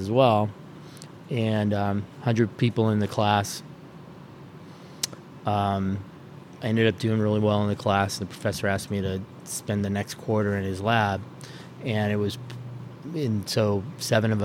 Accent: San Jose, California, United States; moved away as an adult; also born or lived in Davis, California / Boston area; now in Boston, United States; I grew up in San Jose, California

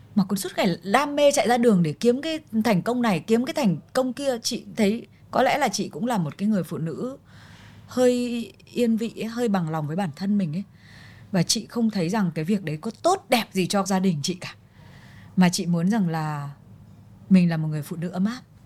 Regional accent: Vietnam; tâm hồn mình vẫn là người Việt Nam

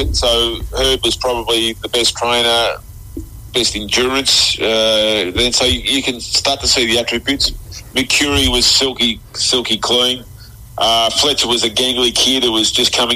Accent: Keilor, Victoria, Australia; Keilor Football Club, where I was from.

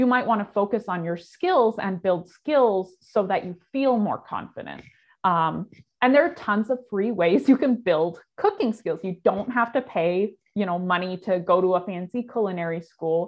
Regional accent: California, United States; moved away as an adult; now in Wisconsin, United States; I grew up in California, which is a huge agricultural state

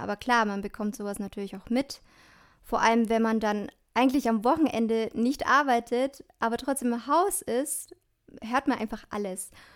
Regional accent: Dillingen, Germany; Ich komme aus Dillingen, aus dem schönen Dillingen

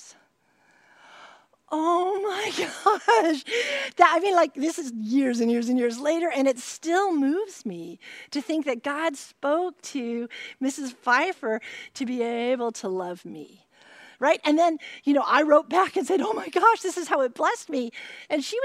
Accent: California, United States; I'm a Californian

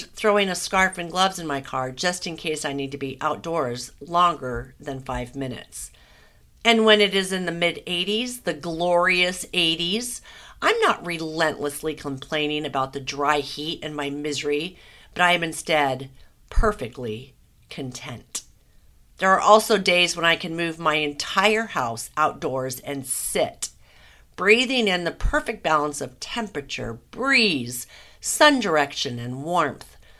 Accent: Southern California, United States; born and raised in Southern California

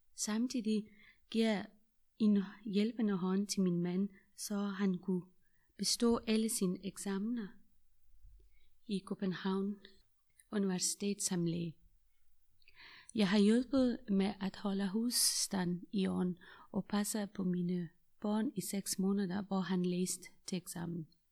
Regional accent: Afghanistan; Danish is a second language; moved away as an adult; now in Denmark; Jeg er fra Afghanistan.

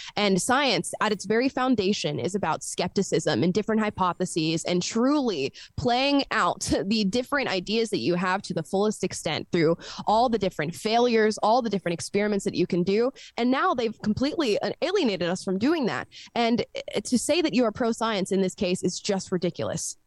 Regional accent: Florida, United States; I was born and raised in Florida

